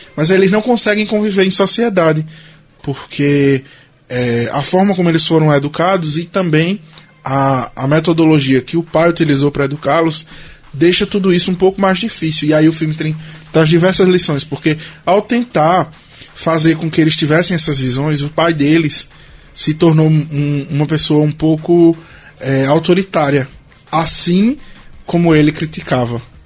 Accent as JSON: {"language": "Portuguese", "country": "Brazil", "said": "nós, como brasileiros"}